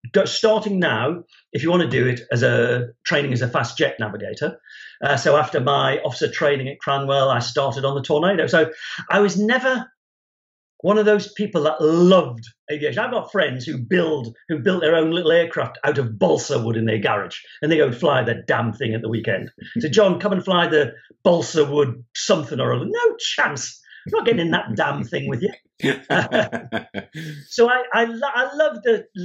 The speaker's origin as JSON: {"language": "English", "town": "Newcastle upon Tyne", "region": "North East England", "country": "United Kingdom", "tie": "born or raised there", "said": "I was at school in Newcastle in the 1970s."}